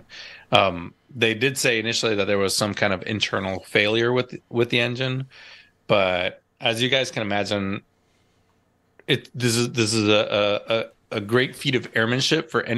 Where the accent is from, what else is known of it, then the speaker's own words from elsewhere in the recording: East Coast of the United States, United States; moved away; I grew up on the East Coast. I learned to fly on the East Coast of the United States